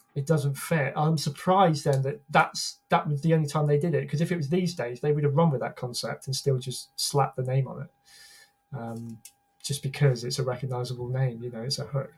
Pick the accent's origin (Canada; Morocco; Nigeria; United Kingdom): United Kingdom; as a Brit